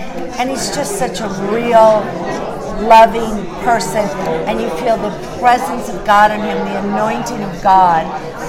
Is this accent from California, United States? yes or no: no; North Carolina, United States; Here we are from North Carolina, and the tele-rally that he was doing was for North Carolina candidates